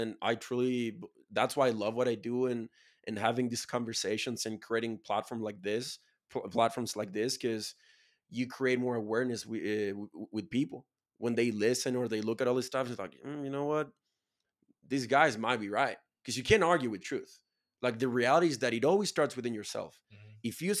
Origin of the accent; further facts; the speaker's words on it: Chile; I'm from Chile, 80,000 people, bro. I live in a farm.